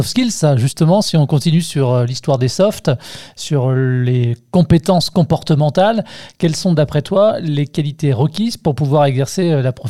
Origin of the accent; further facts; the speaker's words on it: Marseille, Provence-Alpes-Côte d'Azur, France; Je viens de Marseille.